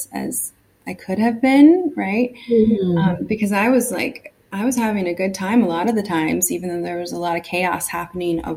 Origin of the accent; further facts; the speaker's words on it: California, United States; I grew up in California